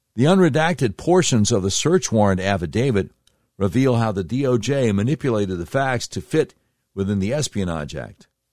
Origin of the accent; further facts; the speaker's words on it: Charlotte, North Carolina, United States; my hometown of Charlotte, North Carolina